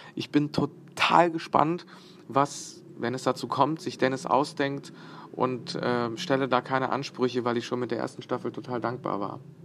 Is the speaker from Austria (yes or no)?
no; Bosnia & Herzegovina; moved away; Ich bin in Bosnien geboren